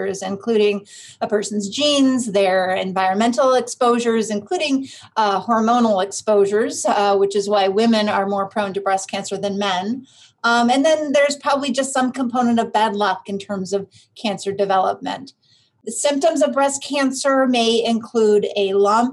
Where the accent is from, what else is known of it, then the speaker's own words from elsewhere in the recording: Vermont, United States; moved away as an adult; also born or lived in Philadelphia, Pennsylvania; now in Cleveland, United States; I actually grew up in Vermont